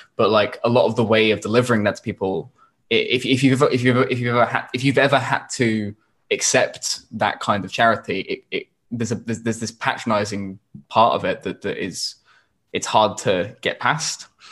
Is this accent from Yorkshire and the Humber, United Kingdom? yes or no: yes; Yorkshire and the Humber, United Kingdom; we grew up in in Yorkshire